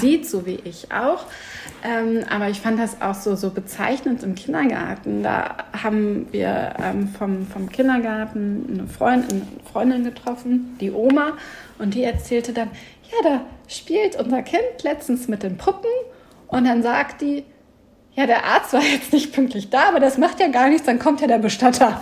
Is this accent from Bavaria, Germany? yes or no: no; Sauerland, North Rhine-Westphalia, Germany; also born or lived in Hamm; ich bin halt nicht in Hamm groß geworden, sondern bei meiner Mama im, im Sauerland